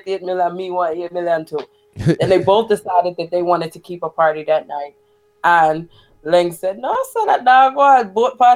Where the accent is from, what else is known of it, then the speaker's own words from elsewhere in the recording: Port Royal, Kingston, Jamaica; moved away; I'm from Port Royal, so it's literally across the water